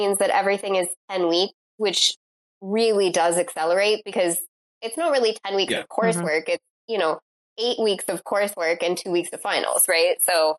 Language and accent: English; Michigan, United States; Growing up in Michigan, you know, you're so close to the Canadian border